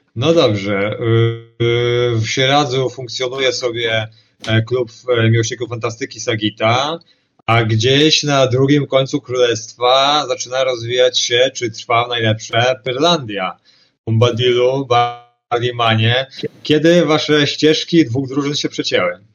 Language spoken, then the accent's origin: Polish; Szczecin, West Pomeranian Voivodeship, Poland; u nas w Szczecinie